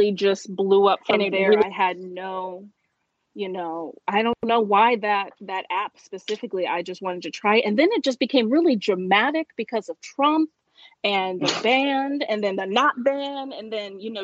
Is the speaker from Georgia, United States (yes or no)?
no; Ohio, United States; I'm from Ohio